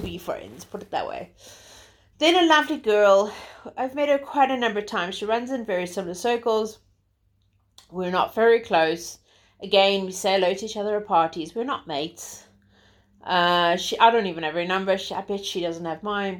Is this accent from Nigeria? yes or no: no; South Africa; moved away as an adult; also born or lived in Zimbabwe; now in London, United Kingdom; I'm originally South African